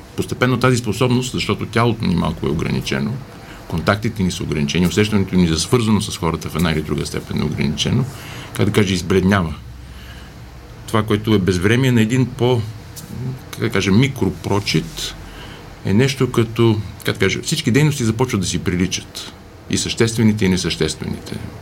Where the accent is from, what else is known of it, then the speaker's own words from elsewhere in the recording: Bulgaria; ние се разпознаваме като българи